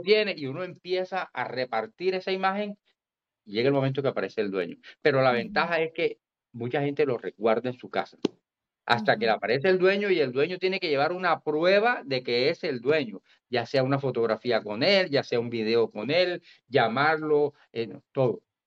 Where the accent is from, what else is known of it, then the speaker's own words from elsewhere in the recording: Barranquilla, Atlántico, Colombia; yo nací en Barranquilla, pero me crié en, en, pueblo, yo soy prácticamente soy provinciano